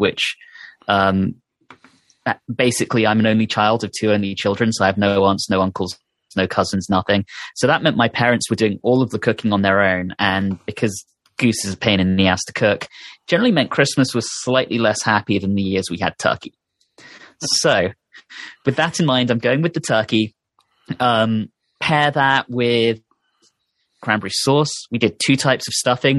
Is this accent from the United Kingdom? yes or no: yes; United Kingdom; moved away; growing up in Britain